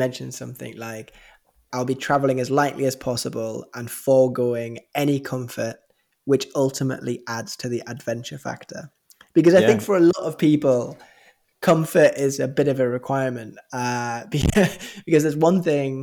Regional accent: England, United Kingdom; it's very different growing up in England

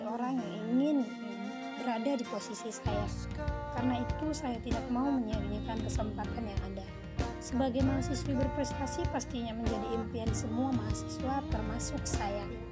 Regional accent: Medan, North Sumatra, Indonesia; Saya berasal dari Kota Medan

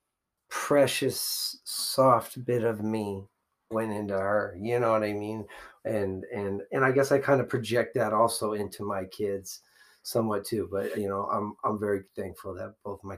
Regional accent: Burien, Washington, United States; I was born at Highline Hospital

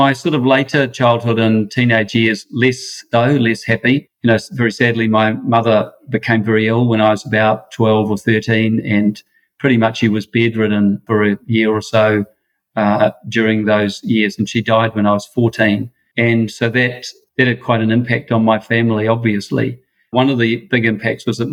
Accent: Wellington, New Zealand; I grew up in Wellington, Irish Catholic family

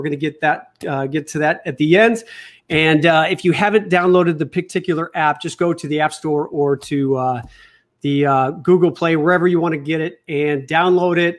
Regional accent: the Midwest outside of Chicago, Illinois, United States; I grew up in the Midwest outside of Chicago

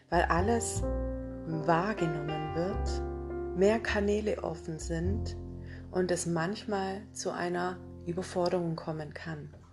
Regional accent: Isny im Allgäu, Baden-Württemberg, Germany; ich komme aus Isny im Allgäu und begleite viele Frauen und auch Männer in ihre wahre Essenz.

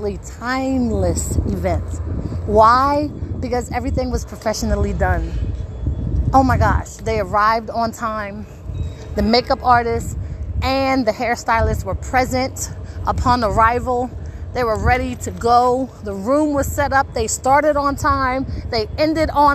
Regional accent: Wilmington, Delaware, United States; I am from Wilmington, Delaware

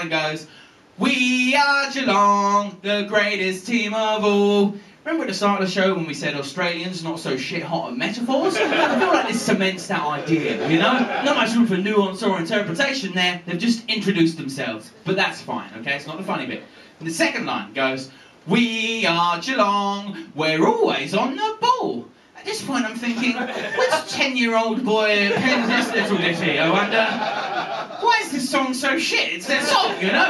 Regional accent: England, United Kingdom; moved away as an adult; also born or lived in Scotland; now in Edinburgh, United Kingdom; I'm English, right? I lived in Scotland for 10 years and I've gone native.

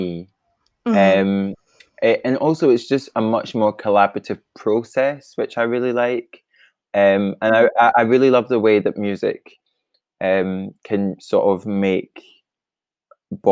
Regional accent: Kilmarnock, Scotland, United Kingdom; moved away as an adult; now in Glasgow, United Kingdom; I'm originally from Kilmarnock in Scotland, but I moved to Glasgow for art school.

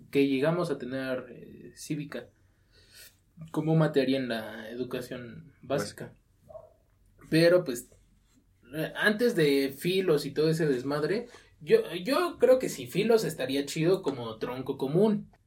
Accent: Mexico

